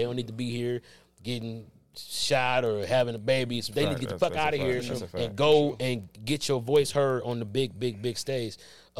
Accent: Detroit, Michigan, United States; moved away as an adult; now in Los Angeles, United States; I'm not in Detroit. I'm from Detroit. I'm in L.A. I'm on the L.A. comedy scene.

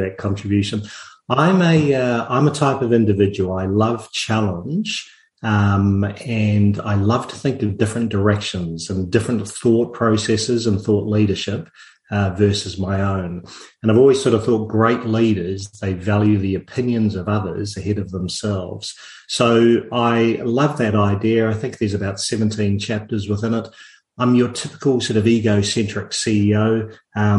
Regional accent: New Zealand; moved away; I'm actually a New Zealander

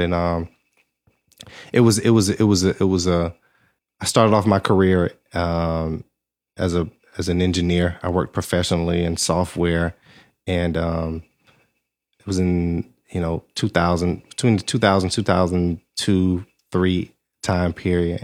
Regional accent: Georgia, United States; moved away as an adult; also born or lived in Alabama / California / Atlanta; I'm from Georgia, went to school in Alabama, and I was living in California.

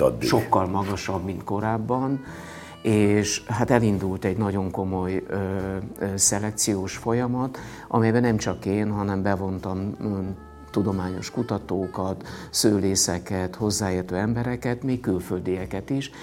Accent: Monok, Borsod-Abaúj-Zemplén, Hungary; also born or lived in Miskolc / Budapest; az a hely, ahol születtem, visszajöttem

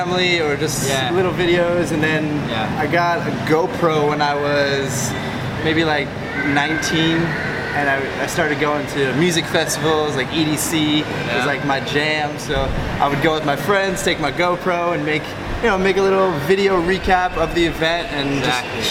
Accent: Long Island, New York, United States; moved away as an adult; also born or lived in Orlando, Florida / Southeast Asia; originally from Long Island, New York. I grew up there

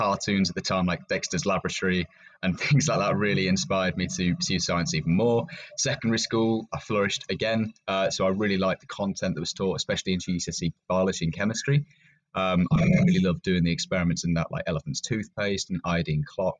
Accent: Yorkshire and the Humber, United Kingdom; moved away as an adult; now in Cumbria, United Kingdom; I grew up in Yorkshire, so I'm a little bit used to the north

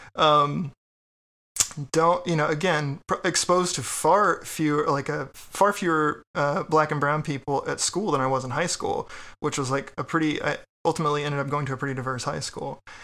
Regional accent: Texas, United States; now in Richmond, United States; I'm from Texas

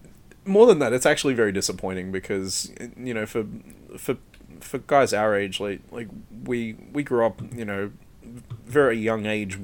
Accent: Australia

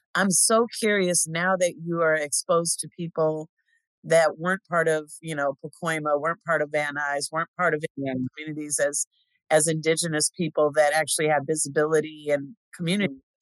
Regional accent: Pomona, California, United States; moved away; also born or lived in Fontana, California; as a kid growing up in Fontana and Pomona, um specifically the Pomona San Dimas area

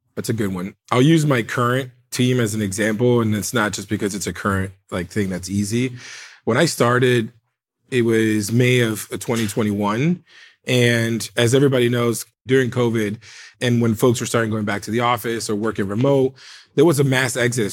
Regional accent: United States; I'm first American born family member

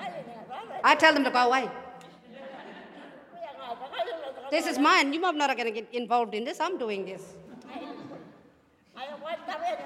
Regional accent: Papunya, Northern Territory, Australia; I'm from Papanya, I live in Papanya

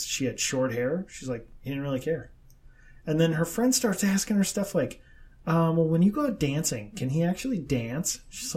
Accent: Midwest, United States; we're from the Midwest

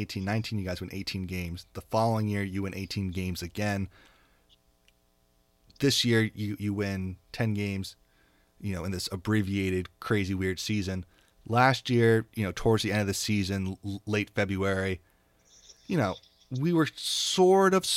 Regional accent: New York City, New York, United States; I'm from New York City

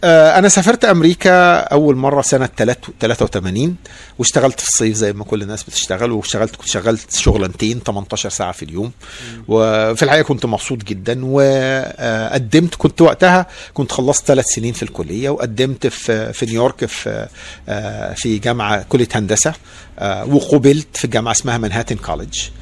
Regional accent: Egypt; moved away as an adult; also born or lived in New York; now in United States; انا مصري

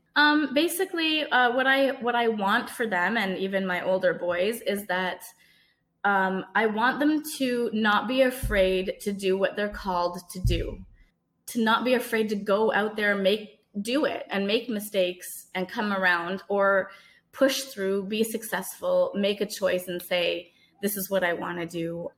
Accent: Canada; I was born in Canada, but my parents are from Trinidad and Tobago

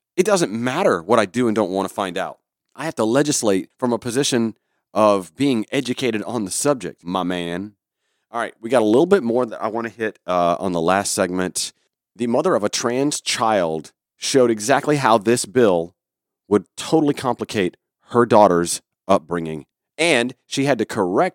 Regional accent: Georgia, United States; born or raised there

